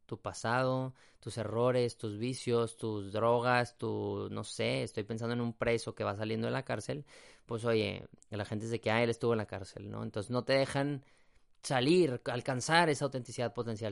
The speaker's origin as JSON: {"language": "Spanish", "town": "San Pedro Garza García", "region": "Nuevo León", "country": "Mexico", "said": "Yo soy de Monterrey, Nuevo León, México, y en específico de un municipio que se llama San Pedro"}